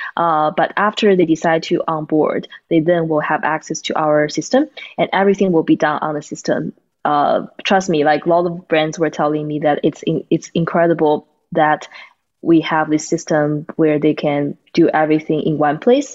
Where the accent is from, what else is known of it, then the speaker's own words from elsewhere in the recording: China; moved away as an adult; now in United States; Tatiana and I, we are from China, and uh, we are college friends. So we came to the U.S.